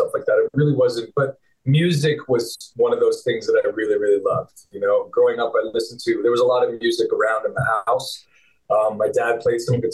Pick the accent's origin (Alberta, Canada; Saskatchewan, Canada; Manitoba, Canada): Alberta, Canada; St. Albert; moved away as an adult; now in California, United States; growing up in St. Albert, little town connected to Edmonton, was a wonderful place to grow up.